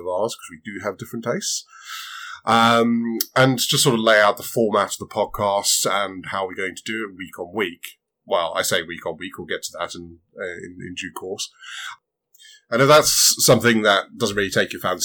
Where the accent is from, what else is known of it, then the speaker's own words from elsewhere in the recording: Zimbabwe; moved away; also born or lived in Southern Africa; I grew up in Southern Africa and a fair few years in Zimbabwe